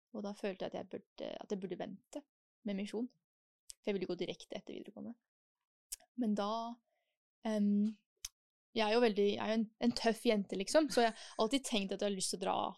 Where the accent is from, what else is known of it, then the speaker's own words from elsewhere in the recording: Oslo, Norway; also born or lived in Germany / Switzerland; jeg kommer fra Oslo